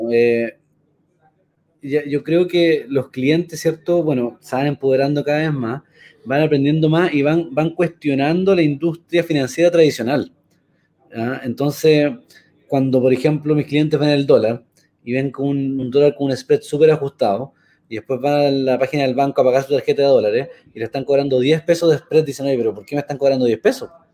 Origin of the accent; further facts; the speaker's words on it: Chile; also born or lived in United States; como chilenos